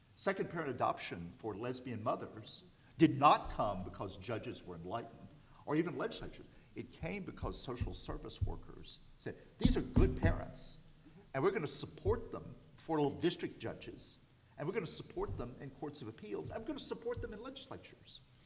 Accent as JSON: {"language": "English", "region": "the South", "country": "United States", "tie": "born or raised there", "said": "I grew up in the South"}